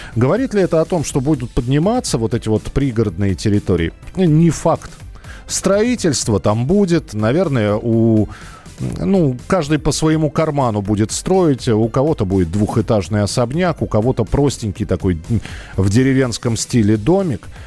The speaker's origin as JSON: {"language": "Russian", "region": "Moscow", "country": "Russia", "tie": "born or raised there", "said": "я, например, типичный городской житель, родился и вырос в Москве"}